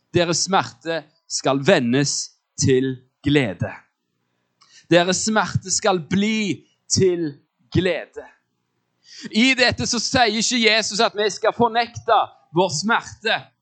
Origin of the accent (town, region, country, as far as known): Norway